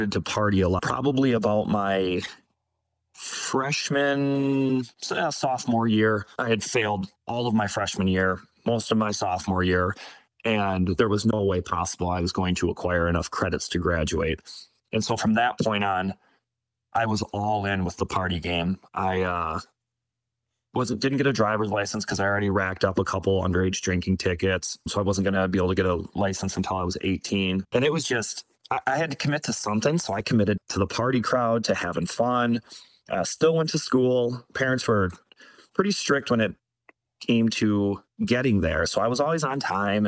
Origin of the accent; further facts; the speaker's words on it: Baraboo, Wisconsin, United States; Born and raised in Baraboo. One of those people that never really left home